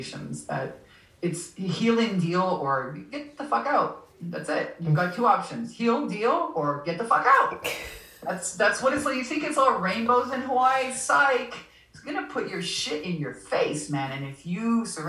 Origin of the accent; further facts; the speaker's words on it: Canada; moved away; also born or lived in Southern California; I'm from Canada. I'm Canadian originally